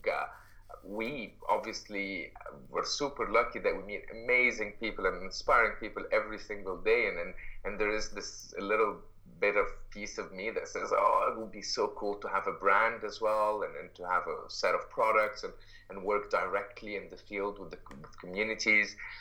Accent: Egypt; moved away as an adult; now in Canada; I'm, I'm originally from Egypt and lived in uh, I uh, was raised in Egypt uh, most of my life

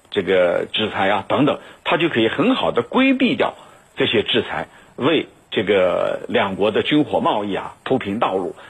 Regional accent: China; 我们中国人有句话叫“打蛇打七寸”

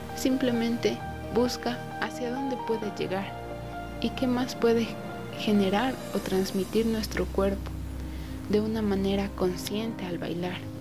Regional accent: Tabacundo, Pichincha, Ecuador; Tengo 19 años y soy de Tabacundo

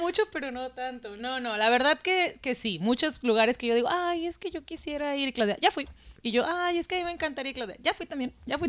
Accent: Mexico; de México

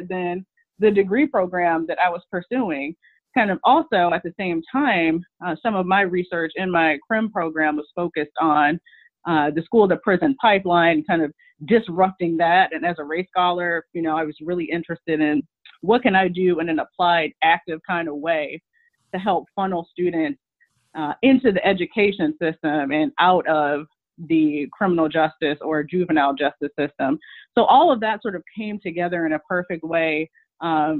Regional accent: Michigan, United States; I'm from Michigan, and I started my college experience actually at a community college in Michigan

